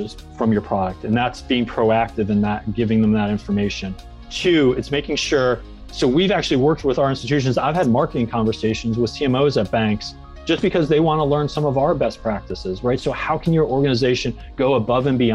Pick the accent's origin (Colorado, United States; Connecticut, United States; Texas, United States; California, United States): Connecticut, United States; moved away as an adult; also born or lived in Boston / New Zealand; now in North Carolina, United States; I grew up in Connecticut.